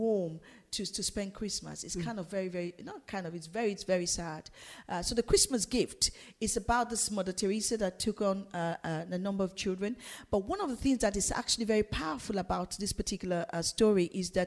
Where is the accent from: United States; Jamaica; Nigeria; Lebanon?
Nigeria; now in London, United Kingdom; growing up in Nigeria